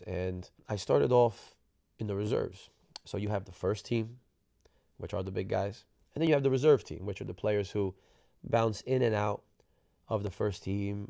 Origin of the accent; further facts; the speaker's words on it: New Jersey, United States; moved away; I was from New Jersey